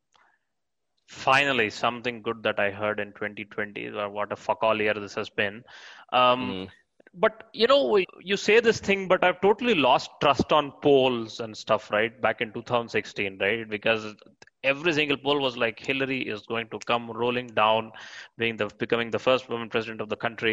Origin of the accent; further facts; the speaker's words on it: India; I am an Indian